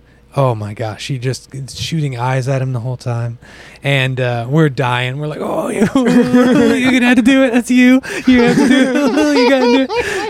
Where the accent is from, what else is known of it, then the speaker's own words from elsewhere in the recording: the Bible Belt, United States; Growing up in the Bible Belt, I'd only seen the ocean just one or two times. Maybe I drove to Gulf Shores overnight.